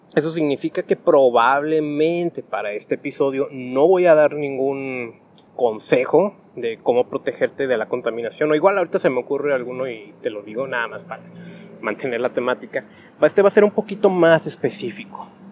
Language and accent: Spanish; Tijuana, Baja California, Mexico; soy de Tijuana